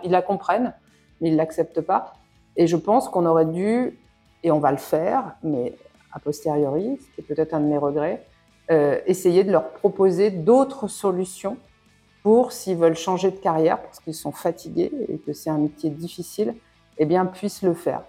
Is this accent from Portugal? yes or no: no; France; moved away; je suis française de l'étranger